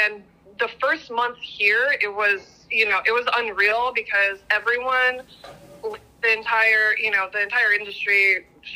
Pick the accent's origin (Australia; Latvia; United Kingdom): Latvia; also born or lived in Los Angeles, United States; now in Austin, United States; I was born in Latvia, which, yes, it's very tiny.